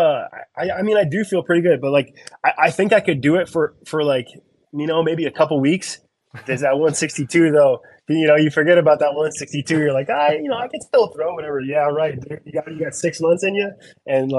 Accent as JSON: {"language": "English", "country": "Canada", "said": "I'm Canadian"}